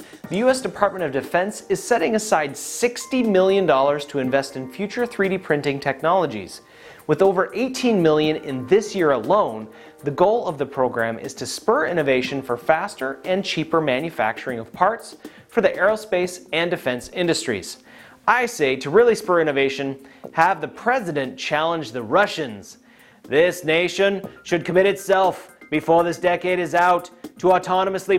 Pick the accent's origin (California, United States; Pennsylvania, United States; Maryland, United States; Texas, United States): Texas, United States; I'm from Texas